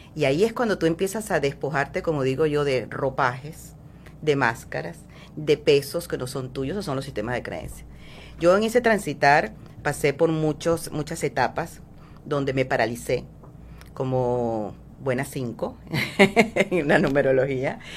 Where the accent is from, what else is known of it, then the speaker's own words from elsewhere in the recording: Venezuela; moved away as an adult; now in Miami, United States; soy venezolana. Eh, tengo aproximadamente nueve años viviendo en Miami.